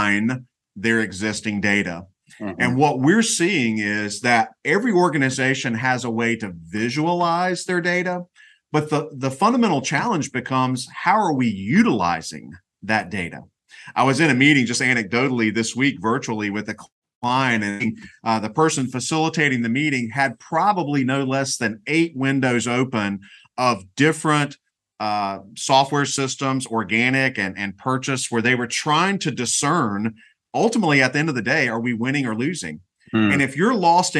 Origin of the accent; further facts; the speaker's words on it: North Carolina, United States; I grew up in North Carolina, and I actually went to school here